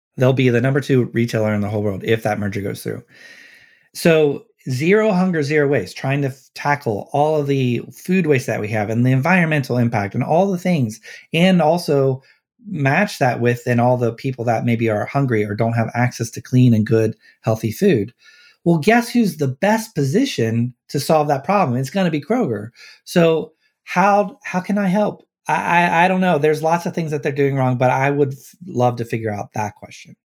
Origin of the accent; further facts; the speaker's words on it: Cincinnati, Ohio, United States; I grew up in Cincinnati, so, and I live here